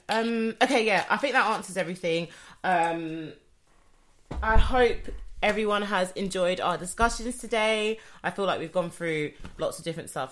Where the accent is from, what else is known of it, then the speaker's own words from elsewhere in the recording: United Kingdom; I'm British I was born yeah. here